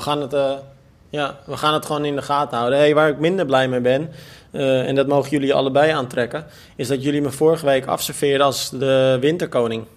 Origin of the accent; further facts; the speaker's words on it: Almere, Flevoland, Netherlands; Ik stond als kind altijd in Almere Haven te kijken